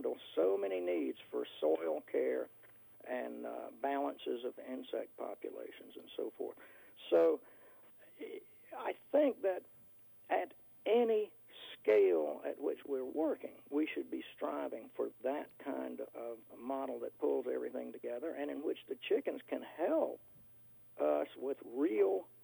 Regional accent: North Carolina, United States; now in Northern Virginia, United States; I live in Northern Virginia, out in the country, and I grew up in North Carolina

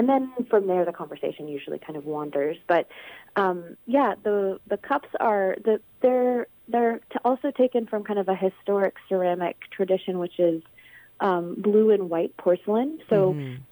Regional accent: Virginia, United States; now in Minnesota, United States; the Shenandoah River, which is the river that I grew up on in Virginia

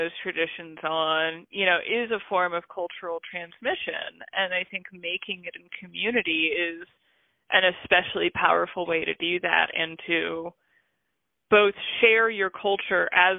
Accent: United States; I'm American.

